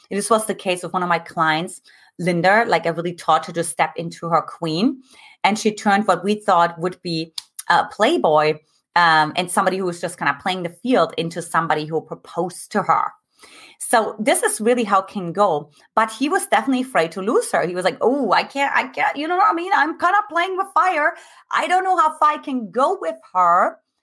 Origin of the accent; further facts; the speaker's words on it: eastern Germany, Germany; moved away; I grew up in Eastern Germany